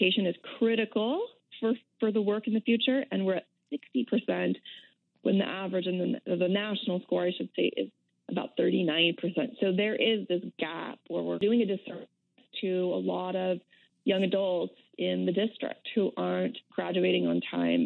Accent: San Diego, California, United States; I happen to have been born, so I'm from San Diego

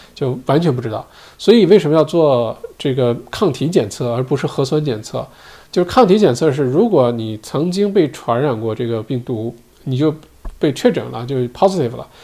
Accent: China; now in Australia; 我们中国人

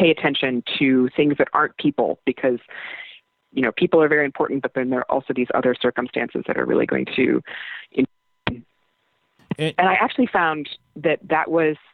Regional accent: Iowa, United States; moved away as an adult; I'm from Iowa

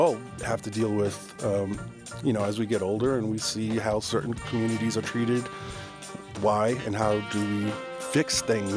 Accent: Northern Rhode Island, United States; I grew up in Northern Rhode Island for the most part at the end of a dead end road.

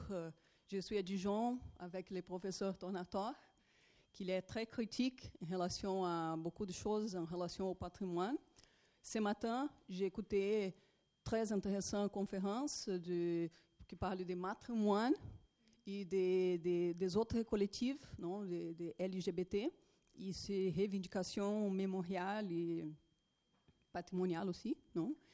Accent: Brazil; French is a second language; Je vais essayer de parler français, mais pardon pour mon français, non. Et euh, je suis brésilienne.

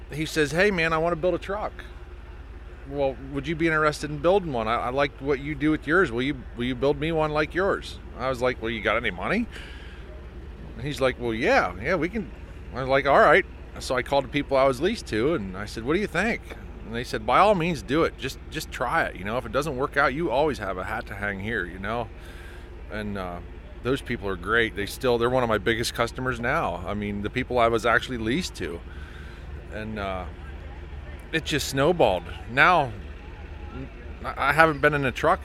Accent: Jersey Shore, Pennsylvania, United States; I'm from Jersey Shore, PA

